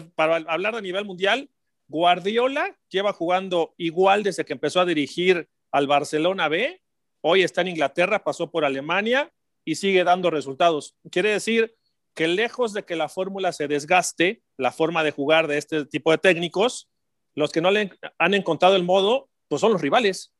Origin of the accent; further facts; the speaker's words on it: Mexico; como mexicanos